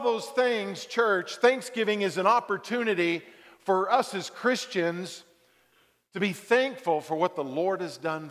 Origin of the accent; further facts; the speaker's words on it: Dallas, Texas, United States; I grew up in Texas, Dallas-Fort Worth